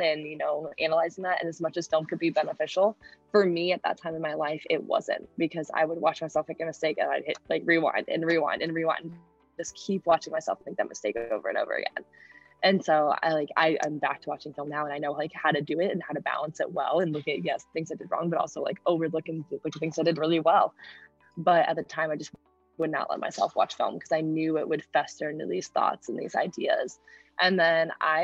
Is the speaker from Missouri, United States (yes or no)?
yes; St. Louis, Missouri, United States; moved away as an adult; now in Iowa City, United States; I'm from St. Louis